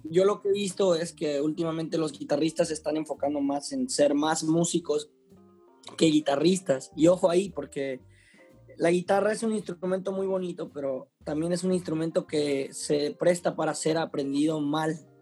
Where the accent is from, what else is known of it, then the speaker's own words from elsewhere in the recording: Juchitán, Oaxaca, Mexico; now in Mexico City, Mexico; soy un guitarrista y compositor de la ciudad de Cuchitán, Oaxaca, soy oaxaqueño, radicado en Ciudad de México, este, desde hace muchos años